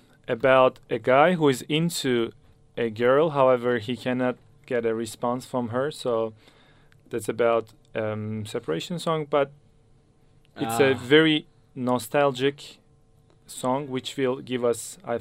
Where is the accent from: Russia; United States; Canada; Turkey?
Turkey; moved away as an adult; now in Melbourne, Australia; from Turkey. I've been playing Kanun since I was 15, and I've been living in Melbourne for almost 2 years.